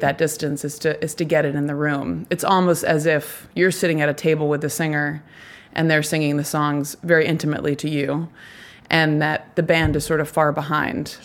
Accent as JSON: {"language": "English", "town": "Nashville", "region": "Tennessee", "country": "United States", "said": "I'm from Nashville"}